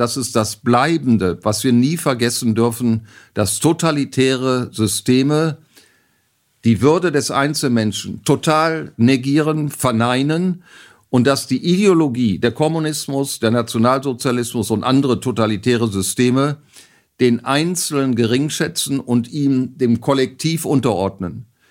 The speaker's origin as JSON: {"language": "German", "town": "Bersenbrück", "region": "Lower Saxony", "country": "Germany", "tie": "born or raised there", "said": "in meiner Geburtsstadt Bersenbrück im Landkreis Osnabrück"}